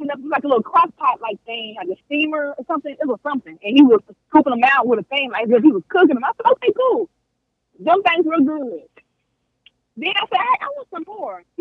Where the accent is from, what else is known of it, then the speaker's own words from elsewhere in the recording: United States; I'm American